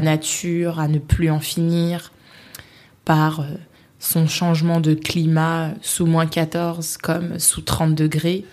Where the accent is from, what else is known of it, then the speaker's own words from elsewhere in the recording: Paris, Île-de-France, France; moved away as an adult; also born or lived in Sweden; j'y ai vécu jusqu'à mes 28 ans maintenant. Mhm. Euh, je pense que j'aimerais toujours Paris. Mhm. Je suis née à Paris